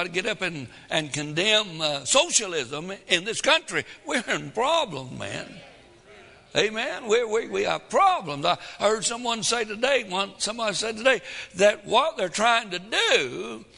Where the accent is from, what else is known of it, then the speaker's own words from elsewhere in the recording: the Deep South, United States; I was raised in the deepest part of the South